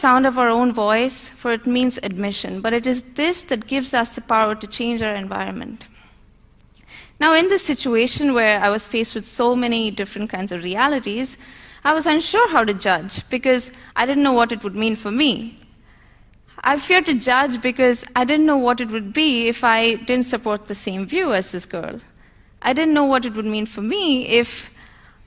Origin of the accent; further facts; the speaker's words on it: India; As an Indian